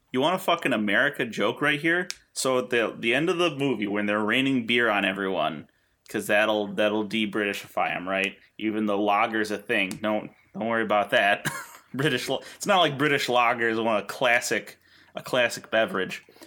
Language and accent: English; the middle of New York, United States; grew up in the middle of New York where we learned about the Iroquois Confederacy